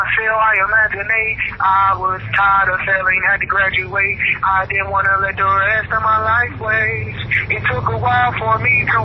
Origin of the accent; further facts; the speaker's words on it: Detroit, Michigan, United States; I'm from Detroit